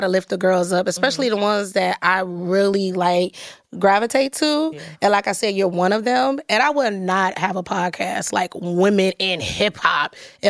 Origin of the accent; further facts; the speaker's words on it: Detroit, Michigan, United States; moved away as an adult; now in New York, United States; I'm from Detroit, but I got moved here when I was like 19.